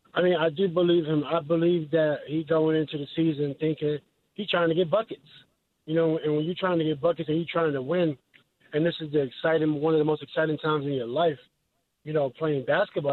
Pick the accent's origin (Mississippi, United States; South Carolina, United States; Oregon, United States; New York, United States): New York, United States; New York City; I'm from New York City